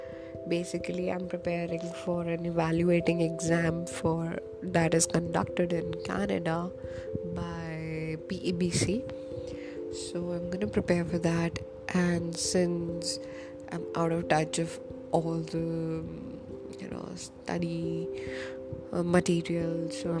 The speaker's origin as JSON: {"language": "English", "country": "India", "said": "I am from India"}